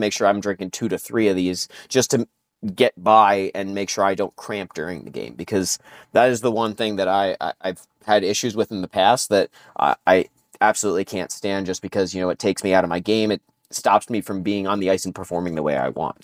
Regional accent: New Jersey, United States; I grew up in New Jersey

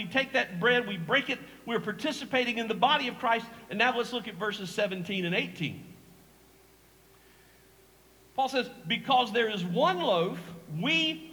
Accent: Eastern North Carolina, United States; I'm from Eastern North Carolina. I grew up here. My parents were born here, so I'm a long-time Eastern North Carolina guy

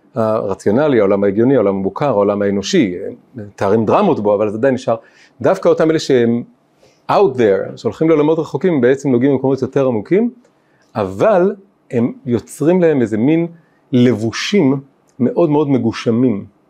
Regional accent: Tel Aviv, Tel Aviv District, Israel; אני גדלתי פה קרוב, בתל אביב

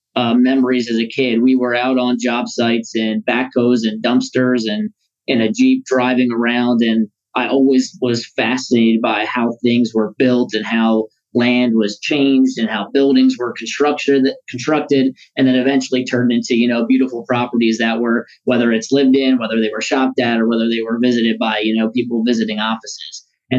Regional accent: Owings Mills, Maryland, United States; I grew up in Owings Mills, Maryland, in Baltimore County, and I have lived here for my entire life.

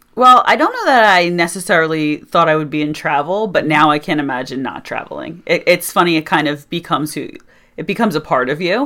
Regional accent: Doylestown, Pennsylvania, United States; also born or lived in Syracuse, New York; So I'm actually, uh, native of Bucks County, Pennsylvania. I was born and raised in Doylestown.

